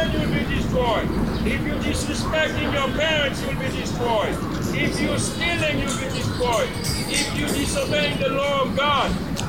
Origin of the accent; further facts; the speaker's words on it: Haiti; moved away; Me, I was born in Haiti. So that means I speak Spanish, I speak French, I speak English.